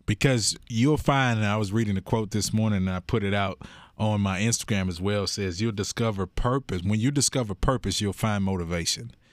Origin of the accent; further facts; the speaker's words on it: Houston, Texas, United States; I grew up in Sunnyside, so I'm south side of Houston